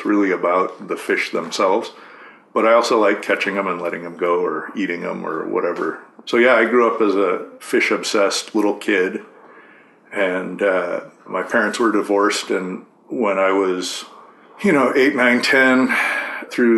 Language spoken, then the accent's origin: English; Corvallis, Oregon, United States; I grew up in Corvallis, Oregon. So Western Oregon